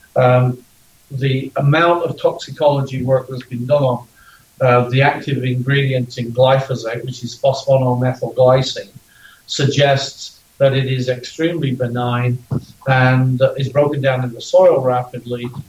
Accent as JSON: {"language": "English", "country": "Ireland", "said": "I'm Irish."}